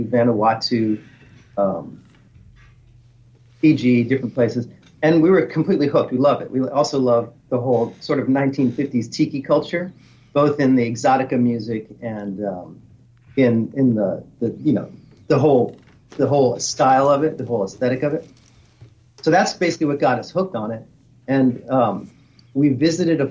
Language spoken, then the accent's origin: English; New Orleans, Louisiana, United States; I was born in New Orleans and growing up around in the Garden District